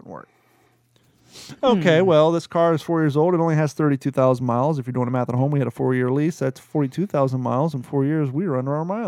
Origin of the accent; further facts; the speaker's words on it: Grove City, Ohio, United States; moved away; when we grew up in One Grove City, Ohio